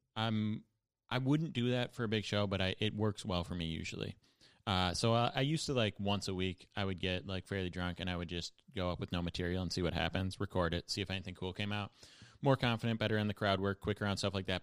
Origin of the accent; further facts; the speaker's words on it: Buffalo, New York, United States; now in New York, United States; my hometown was, like, kind of slash is a center for the opioid crisis. Like, definitely more heroin addicts in Buffalo than most cities